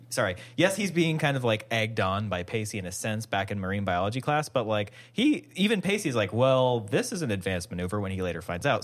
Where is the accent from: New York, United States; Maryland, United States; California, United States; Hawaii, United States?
Hawaii, United States; I grew up in Hawaii